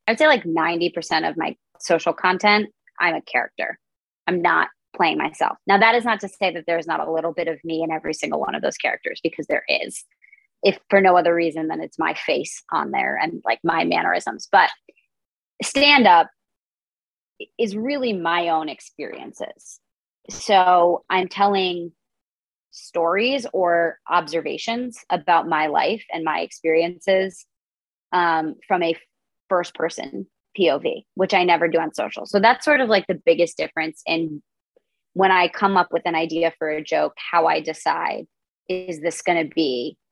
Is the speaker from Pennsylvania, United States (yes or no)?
no; Connecticut, United States; now in New York City, United States; growing up in Connecticut